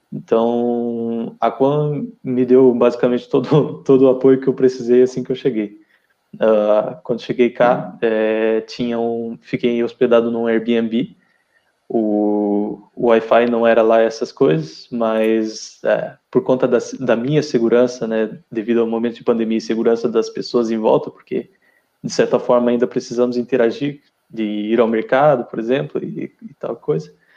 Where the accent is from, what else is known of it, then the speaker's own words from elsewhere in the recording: Curitiba, Paraná, Brazil; moved away as an adult; now in Portugal; Eu sou de Curitiba, Paraná